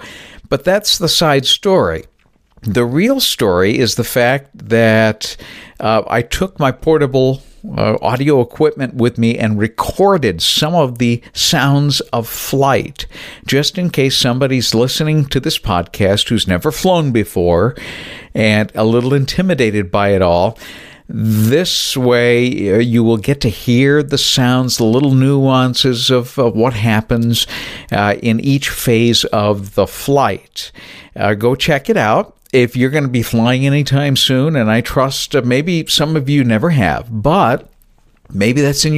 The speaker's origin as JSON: {"language": "English", "town": "New Bedford", "region": "Massachusetts", "country": "United States", "tie": "born or raised there", "said": "as I was growing up in New Bedford, Massachusetts, south of Boston."}